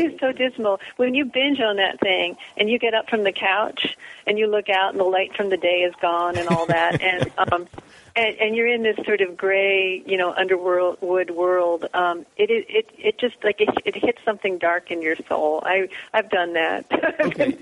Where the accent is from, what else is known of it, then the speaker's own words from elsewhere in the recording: Philadelphia, United States; moved away as an adult; also born or lived in New Jersey; now in Pacific Northwest; I was born in Philadelphia